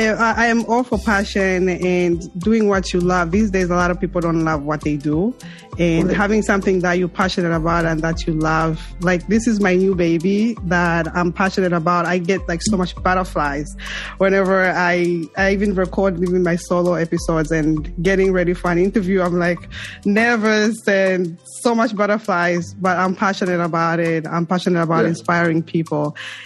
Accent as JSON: {"language": "English", "country": "Zambia", "moved": "yes", "lives_now": "United States", "said": "I came from Zambia to the U.S., New York."}